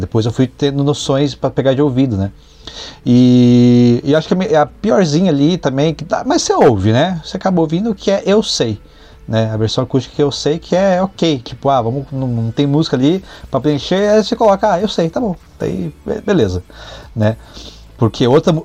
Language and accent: Portuguese; Brazil; sou brasileiro